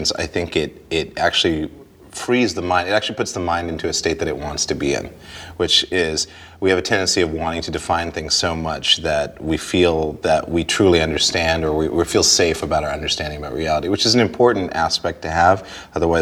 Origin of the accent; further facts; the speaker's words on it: Montana, United States; when I was a kid, I grew up in Montana